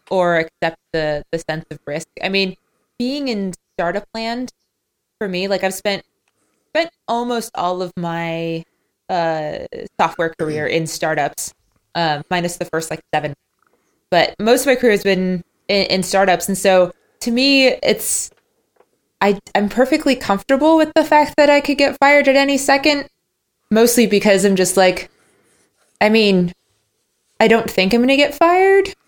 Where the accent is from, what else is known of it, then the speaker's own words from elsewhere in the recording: United States; I'm American